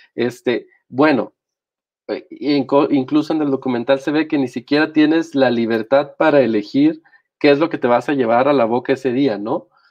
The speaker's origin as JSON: {"language": "Spanish", "country": "Mexico", "said": "aquí estoy, como están millones de mexicanos"}